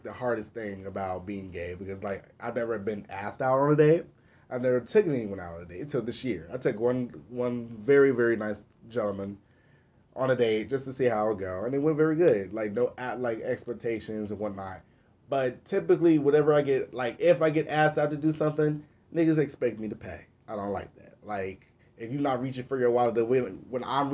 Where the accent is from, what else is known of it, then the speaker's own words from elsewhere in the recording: Okmulgee, Oklahoma, United States; accent: country; Even though my mom is from Muskogee, I was born in Okmulgee.